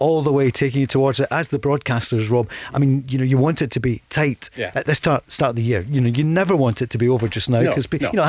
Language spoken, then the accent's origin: English; Scotland, United Kingdom; We're Scottish.